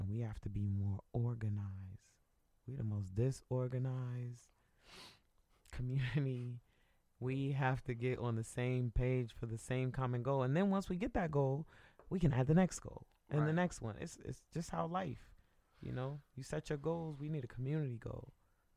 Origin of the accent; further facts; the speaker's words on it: Northeast, United States; I grew up in the Northeast